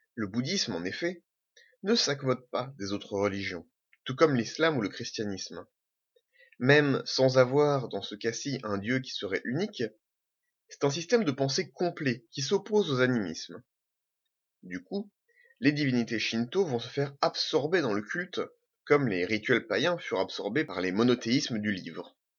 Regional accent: Normandy, France; also born or lived in French Algeria; Je suis normand. Je suis pied noir. Je suis français.

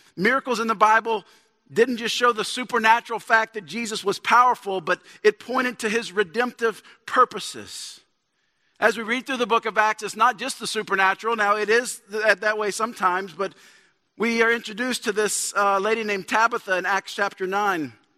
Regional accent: Shreveport, Louisiana, United States; also born or lived in Dallas; I'm from, I'm from Shreveport

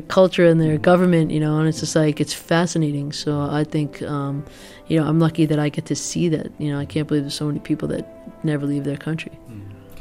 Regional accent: United States; I'm as American as they come

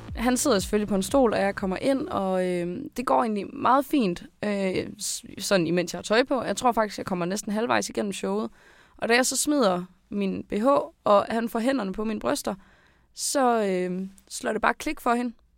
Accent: Skive, Central Denmark Region, Denmark; jeg er 22 år gammel, jeg kommer fra Skive

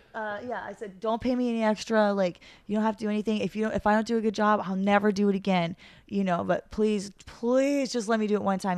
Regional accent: Santa Monica, California, United States; I'm from Santa Monica

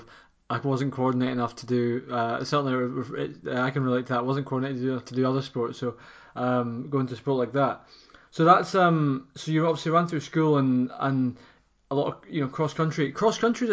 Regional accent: Fife, Scotland, United Kingdom; someone from the kingdom

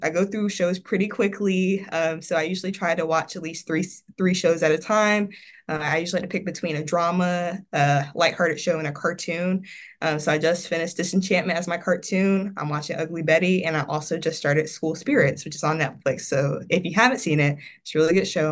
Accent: Evans, Georgia, United States; also born or lived in South Carolina; now in Florida, United States; I'm originally from Evans, Georgia, which is right outside of Augusta, Georgia

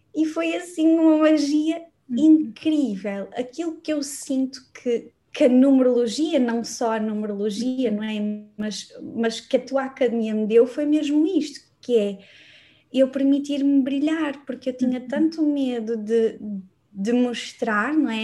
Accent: Braga, Norte, Portugal; moved away as an adult; now in Lisbon, Portugal; eu sou uhum. natural de Braga, não, acabei por não dizer aqui, mas eu nasci em Braga

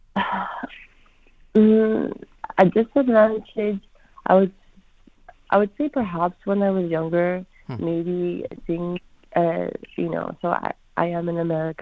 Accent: Florida, United States; when I grew up here in Florida and on the day of 9/11 was when I wore I'm Pakistani

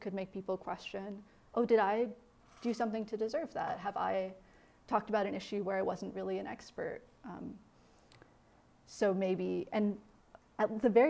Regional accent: Midwest, United States; Again, I'm from the Midwest. I was like taught to be kind of quiet.

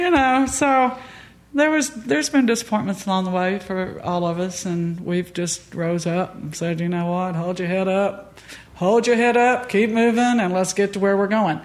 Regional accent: Pensacola, Florida, United States; also born or lived in Panama City Beach, Florida / Grayton Beach, Florida; I grew up in Pensacola, Panama City Beach

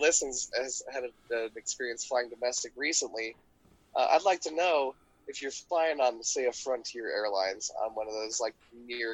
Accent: United States; I'm an American

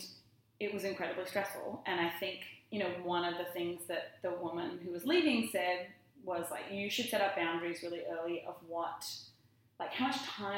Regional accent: Australia; moved away as an adult; being Australian definitely helped. Like, he just noticed me cause I was Australian

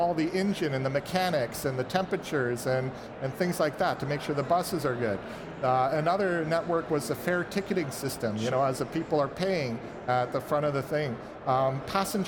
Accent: Vancouver, British Columbia, Canada; I'm from Vancouver, BC, and our local BC Hydro, which provides the power for the province

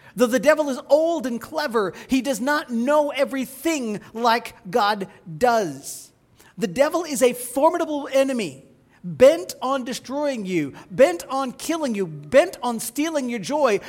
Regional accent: Midwest, United States; As a child growing up in the Midwest

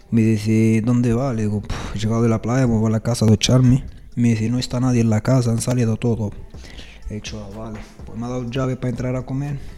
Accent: Rif, Morocco; Spanish is a second language; Yo soy de Riff, que así lo hacemos todos los refeños. Hay Marruecos, parte de, parte de refes eh, un bereber.

